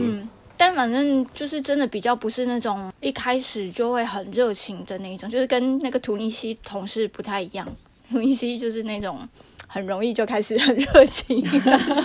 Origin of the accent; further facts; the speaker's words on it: Taiwan; moved away as an adult; now in France; 从我台湾人角度